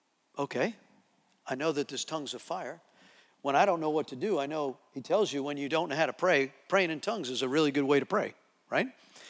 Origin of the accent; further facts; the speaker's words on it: New Jersey, United States; So I'm from New Jersey.